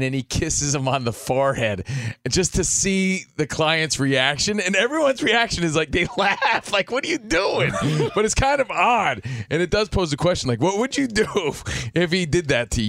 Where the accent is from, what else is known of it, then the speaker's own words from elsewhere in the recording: New Jersey, United States; I'm from New Jersey